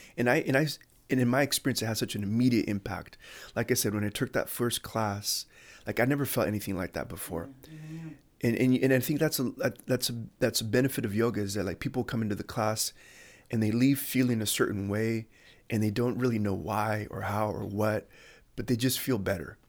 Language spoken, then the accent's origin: English; Chula Vista, California, United States; I grew up in Bonita, uh, Chula Vista